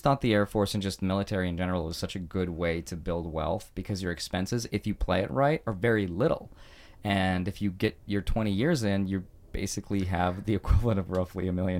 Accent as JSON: {"language": "English", "town": "Astrakhan", "region": "Astrakhan Oblast", "country": "Russia", "tie": "born or raised there", "moved": "yes", "said": "I'm going to Astrakhan in Russia where my grandparents are."}